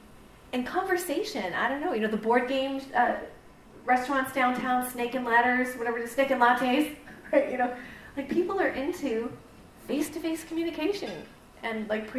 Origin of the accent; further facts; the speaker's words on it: Canada; I'm a Canadian too. Don't make me choose, okay? I'm both.